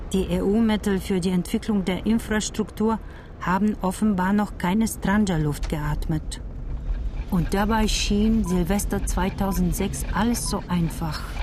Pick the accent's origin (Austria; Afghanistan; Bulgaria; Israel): Bulgaria; German is a second language; moved away as an adult; now in Cologne, Germany; in Bulgarien zu bleiben. Auch ich ging und wohne jetzt weit weg von Großmutter und meinen Eltern, in Köln